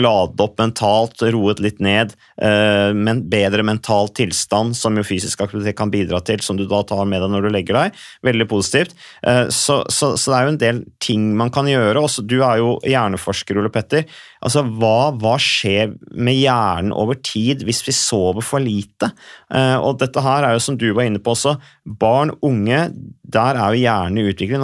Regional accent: Vikersund, Buskerud, Norway; jeg kommer fra Vikersund, Modum kommune.

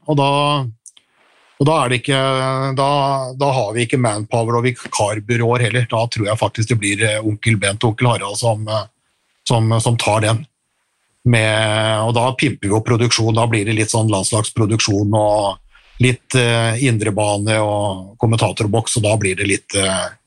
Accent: Western Norway, Norway; Men eh, jeg kommer da fra Nordvestland opprinnelig, og vi hadde, vi hadde steik på julaften.

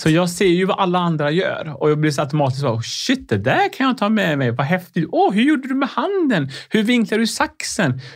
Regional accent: Sweden; Swedish is a second language; jag kom till Sverige när jag var nio år

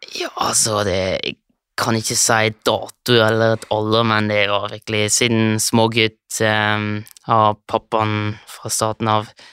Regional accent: Switzerland; also born or lived in Lørenskog, Norway; har kommet til Sveits når jeg var tre år gammel.

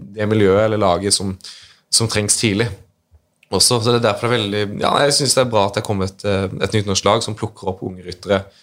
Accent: Grimstad, Agder, Norway; jeg er fra Grimstad

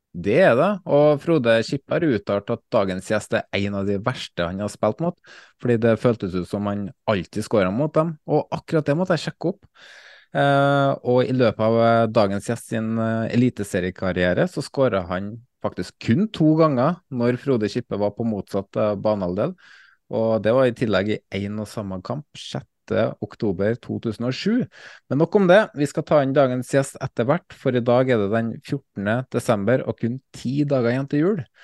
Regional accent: Valdersund, Trøndelag, Norway; moved away as an adult; now in Kodal, Norway; Jeg savner jo Bjugn, Det er jo eh, mitt hjemsted Valdersund

